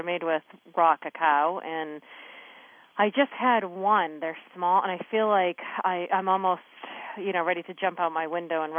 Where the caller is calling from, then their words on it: Maine, United States; I'm calling in from Maine.